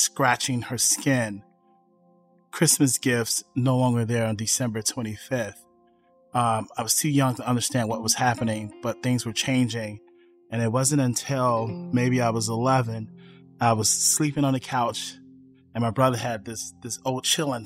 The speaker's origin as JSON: {"language": "English", "town": "Chicago", "region": "Illinois", "country": "United States", "tie": "born or raised there", "said": "I was born in Chicago West Side"}